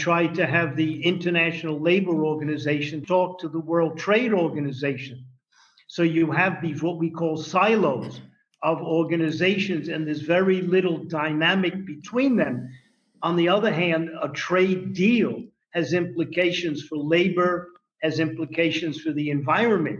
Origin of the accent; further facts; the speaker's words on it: New York City, New York, United States; I'm from the Bronx